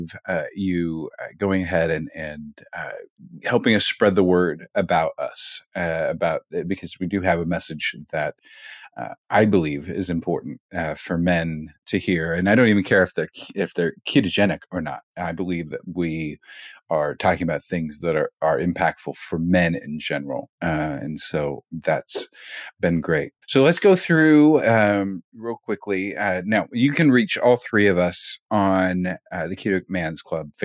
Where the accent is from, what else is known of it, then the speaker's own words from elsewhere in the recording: Kansas City, United States; now in Texas, United States; I'm being from Kansas City